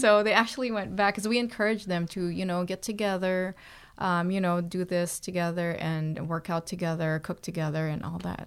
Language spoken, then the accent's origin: English; Philippines; moved away as an adult; also born or lived in Toronto, Canada; now in Canada; I was born in the Philippines, and then I moved to Toronto when I was twenty-seven, twenty-eight years old